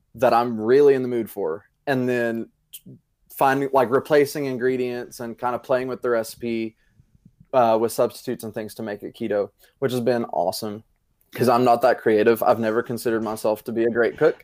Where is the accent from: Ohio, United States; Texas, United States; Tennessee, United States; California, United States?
Tennessee, United States; Greeneville; also born or lived in Johnson City, Tennessee; I am originally from Greenville, Tennessee